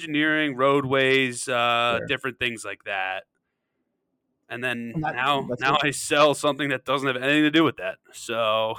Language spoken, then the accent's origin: English; Westchester, United States; If you didn't have that persona of like I'm Philly guy, like you know, even though I'm from Westchester